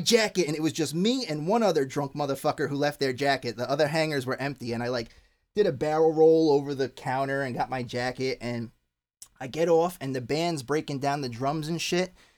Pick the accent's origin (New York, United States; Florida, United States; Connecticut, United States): New York, United States; Long Island; moved away; I grew up on on Long Island